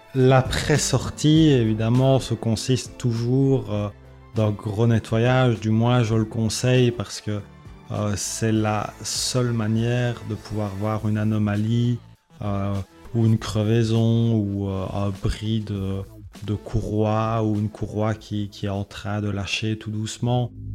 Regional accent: Belgium; je suis originaire de la Belgique

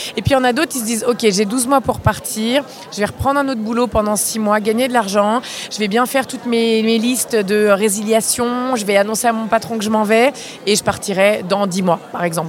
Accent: France

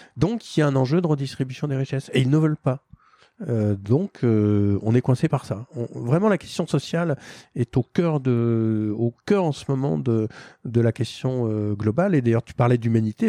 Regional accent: France; moi, en tant que Français

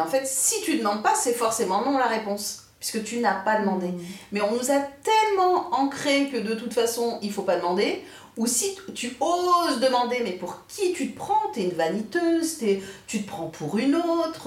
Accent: France; on est né en France. Nous, on est français

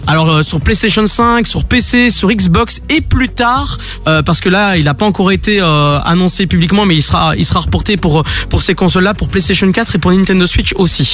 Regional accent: Belgium; chez nous en Belgique

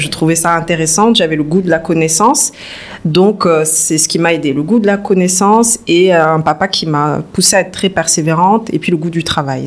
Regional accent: Toulouse, Occitania, France; moved away as an adult; also born or lived in Bordeaux; now in Dakar, Senegal; je suis née en France, fin des années 80, dans le sud de la France, à Toulouse. Une famille euh, assez modeste, j'ai eu une enfance assez calme. Donc jusqu'à 18 ans, j'ai vécu à Toulouse

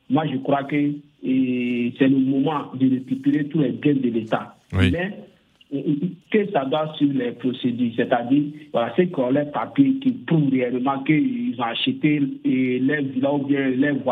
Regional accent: Burkina Faso; chez moi au Burkina Faso

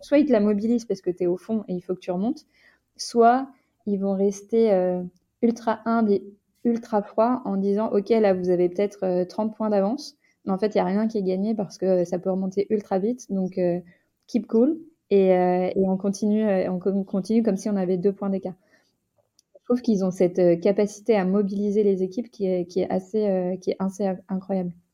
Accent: Rouen, Normandy, France; je viens de Rouen

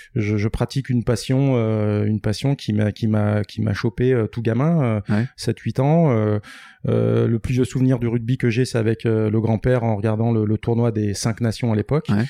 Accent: Les Sables-d'Olonne, Pays de la Loire, France; je suis né au Sable d'Olonne et, j'ai des racines italiennes

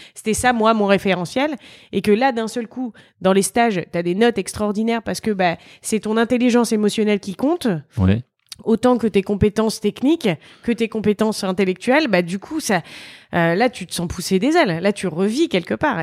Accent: Reims, Grand Est, France; je viens de Reims, en Champagne-Ardenne

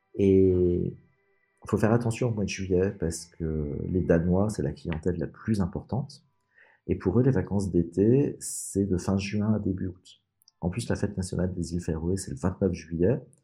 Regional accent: France; en tant que Français

